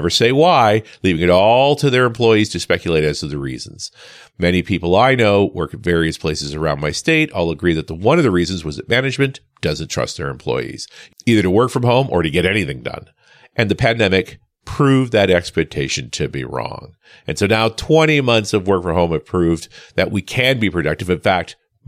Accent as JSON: {"language": "English", "country": "Canada", "said": "I am Canadian after all"}